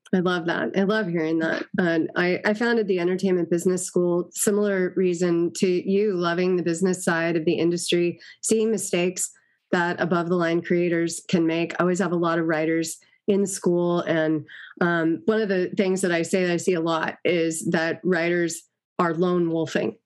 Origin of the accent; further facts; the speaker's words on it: Los Angeles, California, United States; I grew up in Los Angeles